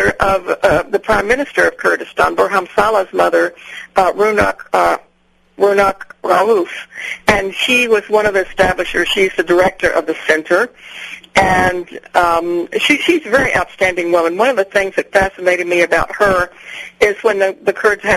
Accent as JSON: {"language": "English", "town": "San Antonio", "region": "Texas", "country": "United States", "also_born_or_lived": "northern New Mexico", "said": "I'm from San Antonio, Texas"}